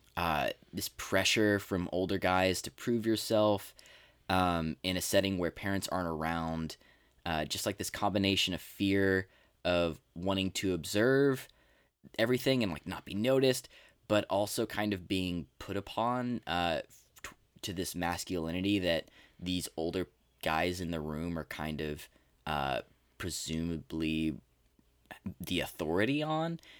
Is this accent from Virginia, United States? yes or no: no; Texas, United States; born or raised there